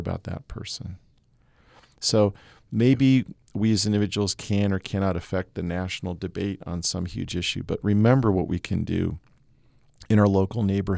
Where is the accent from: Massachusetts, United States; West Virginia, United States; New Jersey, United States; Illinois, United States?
Massachusetts, United States; I grew up in Massachusetts, you know, following sports was a big part of just my my youth